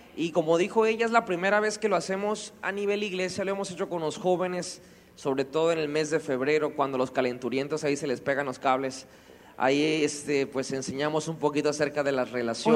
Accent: Mexico; como mexicanos

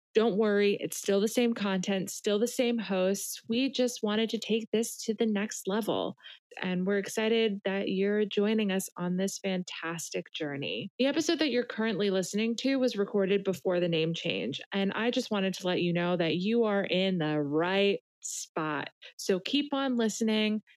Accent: New York City, New York, United States; I'm from the New York City area

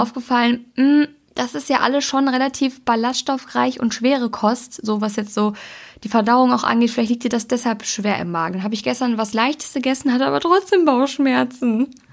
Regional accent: Germany; wir sind Deutsche.

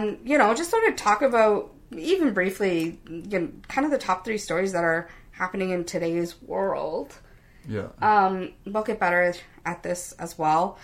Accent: Canada; I'm a Canadian girl

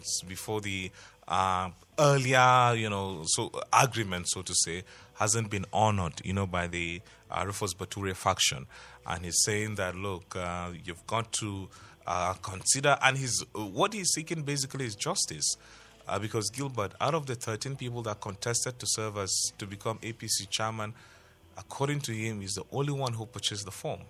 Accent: Nigeria; I'm a Nigerian

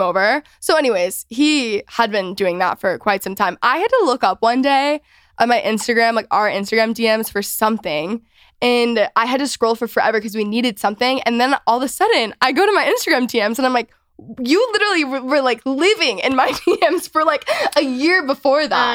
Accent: Texas, United States; all of my whole house at the point like we're all from Texas

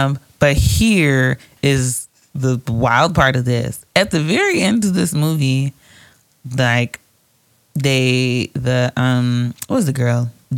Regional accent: Atlanta, Georgia, United States; I'm from Atlanta.

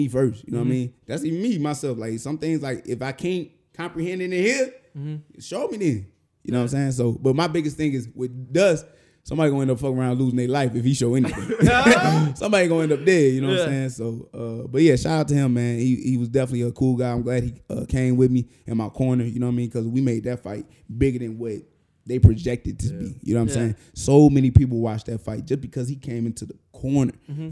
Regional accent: St. Louis, Missouri, United States; the reason why I fight the way I do is because I'm from St. Louis

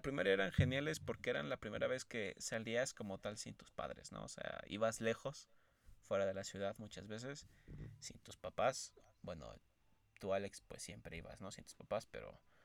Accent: Mexico City, Mexico; yo soy de la Ciudad de México

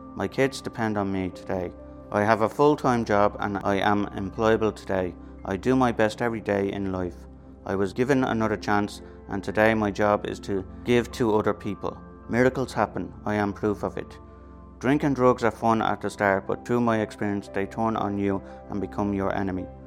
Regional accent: Dublin, Leinster, Ireland; I grew up in Ballymun. I was the oldest of seven and I still live here today.

